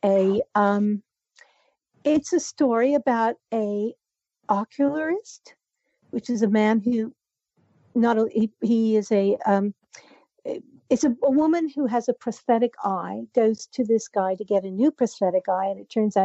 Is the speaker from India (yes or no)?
no; Canada; I'm Canadian